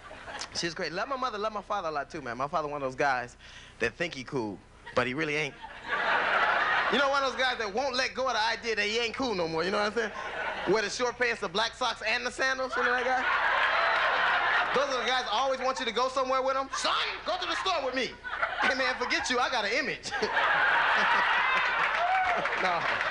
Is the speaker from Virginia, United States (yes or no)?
no; Los Angeles, California, United States; I grew up in Los Angeles in a gang